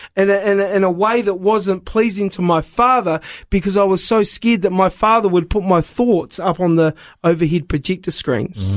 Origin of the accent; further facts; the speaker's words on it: New Zealand; moved away; also born or lived in Wollongong, Australia; I was born in New Zealand